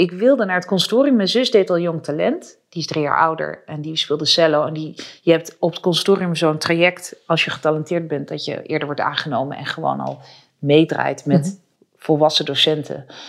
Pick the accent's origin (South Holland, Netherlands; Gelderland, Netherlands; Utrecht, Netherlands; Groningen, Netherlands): Utrecht, Netherlands; ik ben zelf geboren in Utrecht